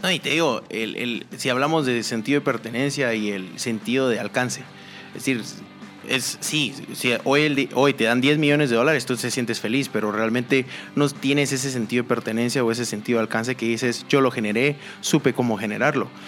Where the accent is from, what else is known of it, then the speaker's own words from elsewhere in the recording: Guatemala; como guatemaltecos